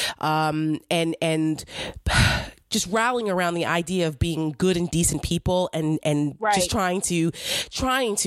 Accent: New Jersey, United States; I'm from Jersey.

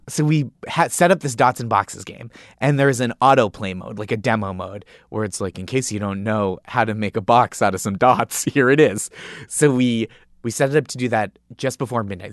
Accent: Stoneham, Massachusetts, United States; I grew up in Stoneham, Massachusetts

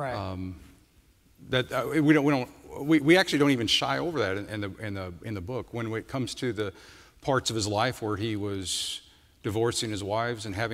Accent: Midwest, United States; I'm from the Midwest, and I don't think I'd ever gone past Denver

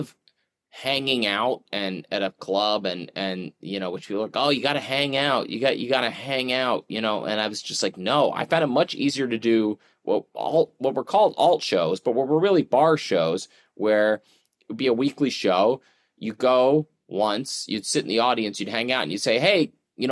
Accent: Philadelphia, Pennsylvania, United States; moved away as an adult; I grew up outside Philly

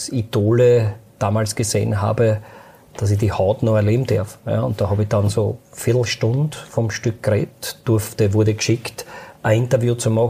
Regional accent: Lower Austria, Austria; ich komme aus dem Waldviertel.

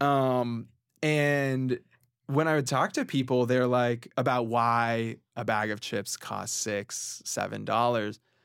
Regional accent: Orange County, California, United States; moved away as an adult; now in New York City, United States; I grew up in Orange County, California

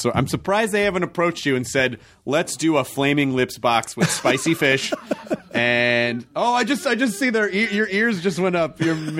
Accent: Memphis, Tennessee, United States; also born or lived in Kentucky; I was born in Kentucky and I grew up in Memphis

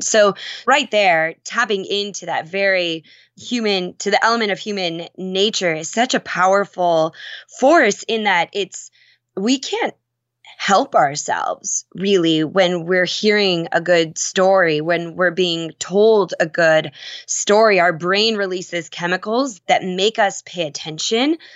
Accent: Minnesota, United States; I grew up in Minnesota

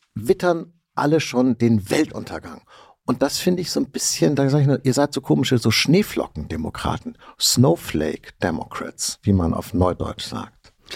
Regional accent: Hamburg, Germany; Ich komme, wie man merkt, aus Hamburg

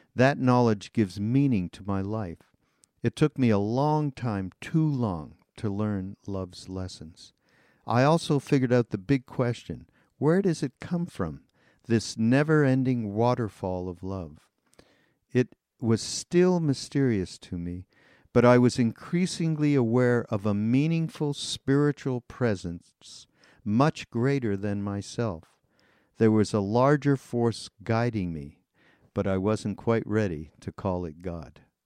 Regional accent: Montreal, Quebec, Canada; also born or lived in Los Angeles, United States; now in Asheville, United States; I'm Canadian. I'm from Montreal, although I've spent a large part of my life here in the states

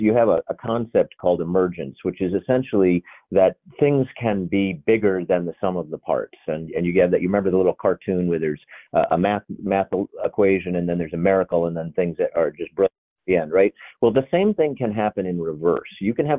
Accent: Maine, United States; my hometown in Maine

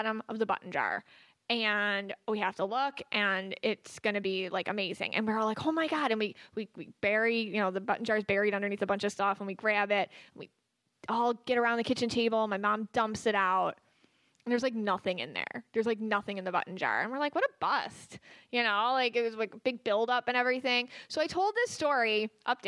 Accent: Buffalo, New York, United States; I'm from Buffalo. And we moved to a house in South Buffalo where a woman had just died.

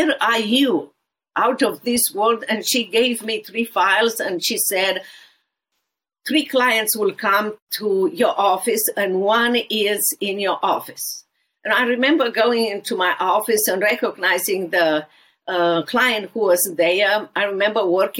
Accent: Romania; born or raised there; English is a second language; moved away as an adult; now in Dallas, United States

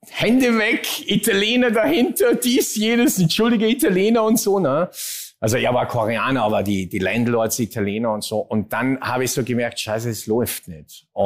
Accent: Hintertal, Salzburg, Austria; hat in Hintertal bei Maria Alm, wo ich herkomme, eine Zweitwohnung

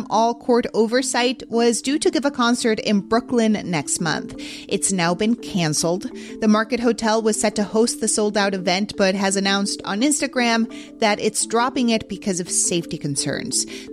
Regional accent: Mexico City, Mexico; moved away; my hometown of Mexico City

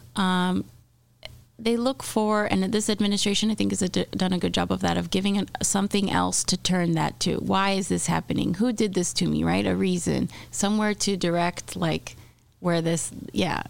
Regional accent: Miami, Florida, United States; moved away; I'm from Miami.

